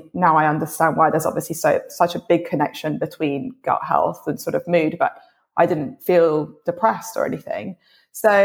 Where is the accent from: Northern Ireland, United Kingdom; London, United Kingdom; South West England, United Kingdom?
London, United Kingdom; also born or lived in Colombia; at the age of 8, I came back to London